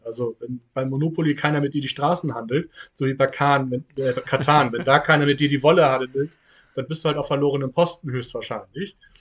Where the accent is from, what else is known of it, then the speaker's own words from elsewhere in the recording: Hamburg, Germany; Ich komme ja nun mal aus Hamburg